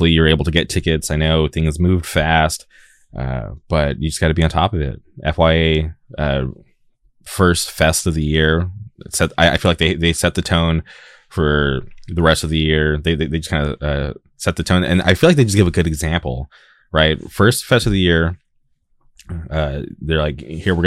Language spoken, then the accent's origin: English; California, United States; I'm from California